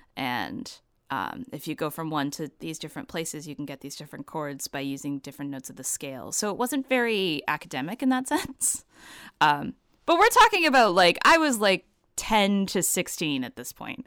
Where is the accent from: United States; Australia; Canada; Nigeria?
Canada; Vancouver, British Columbia; now in Toronto, Canada; I'm based in Toronto, but I grew up in Vancouver.